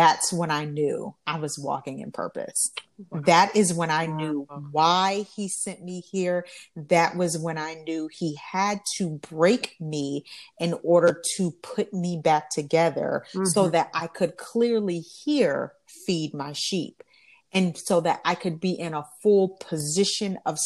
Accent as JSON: {"language": "English", "region": "Alabama", "country": "United States", "moved": "as an adult", "said": "I'm from Alabama"}